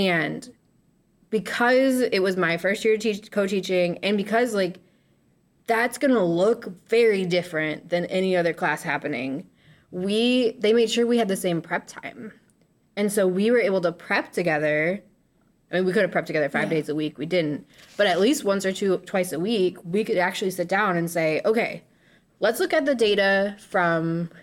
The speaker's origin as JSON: {"language": "English", "town": "Kenosha", "region": "Wisconsin", "country": "United States", "said": "I'm from Kenosha, and was like, I have to move back home"}